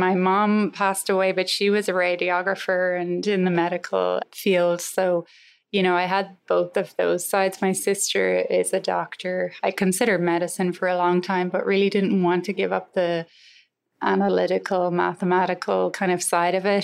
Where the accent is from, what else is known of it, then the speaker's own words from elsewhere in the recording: Galway, Connacht, Ireland; moved away as an adult; now in United States; I grew up in Galway, close to a place called Saltilh, which is right on the ocean there